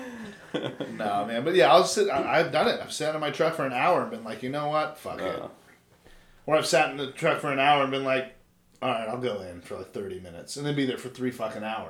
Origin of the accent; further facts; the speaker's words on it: California, United States; moved away; I'm from California